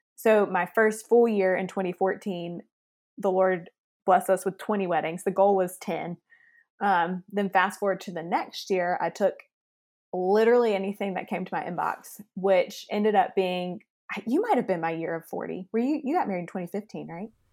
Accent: Lexington, South Carolina, United States; now in Greenville, United States; I live in Greenville, South Carolina. I'm from Lexington, South Carolina.

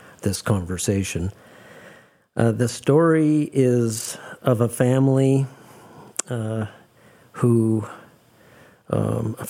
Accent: Calgary, Alberta, Canada; on May 27th, 1953, for better or worse, I was born in Calgary

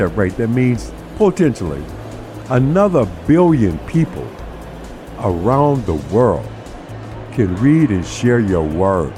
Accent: United States; I've spent my entire life in America, and as an American

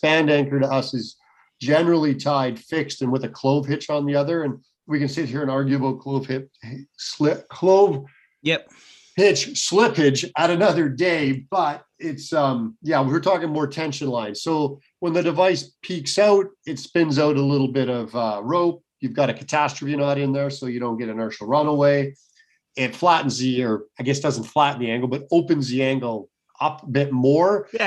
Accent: Canada; I'm in a socialist country

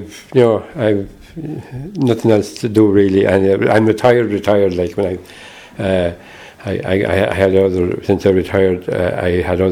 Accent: Roscommon, Connacht, Ireland; moved away as an adult; also born or lived in Dublin; Growing up in Roscommon, I was so far away from Shamrock Rovers, I didn't get to see them until I came to work in Dublin in 1969.

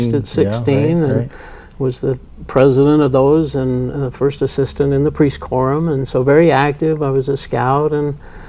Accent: Salt Lake City, Utah, United States; also born or lived in Gunnison, Utah; I was born in Gunnison, Utah, and was raised here in Salt Lake, went to South High and up the U.

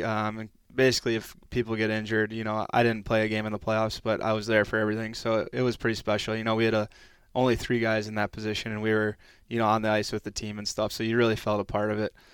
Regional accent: Stillwater, Minnesota, United States; moved away as an adult; also born or lived in Texas; our, uh, youth hockey rink where I grew up playing in Stillwater there

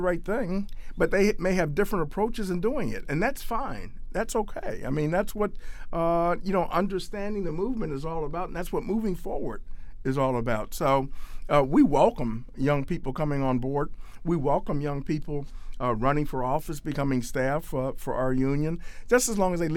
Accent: Cleveland, Ohio, United States; moved away as an adult; now in Washington, D.C., United States; I grew up in Cleveland, Ohio

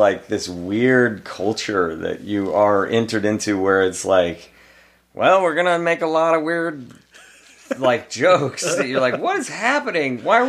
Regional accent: Pacific Northwest, United States; And then growing up in the Pacific Northwest, it was like beautiful.

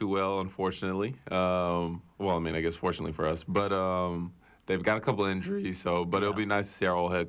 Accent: San Francisco, California, United States; moved away; I'm from San Francisco

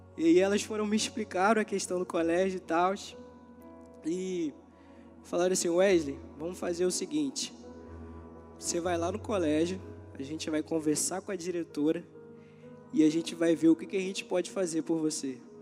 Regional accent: São Gonçalo, Rio de Janeiro, Brazil; aqui é minha casa, lugar onde eu cresci, aprendi, amadureci

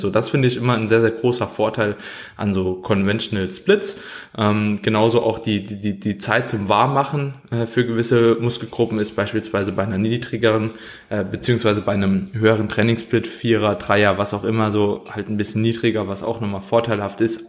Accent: Germany; als Deutscher

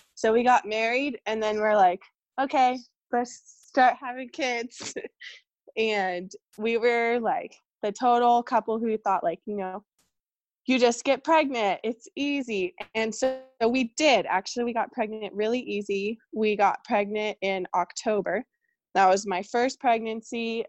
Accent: California, United States; moved away as an adult; now in Portland, United States; we moved to Portland, Oregon, and I'm from California

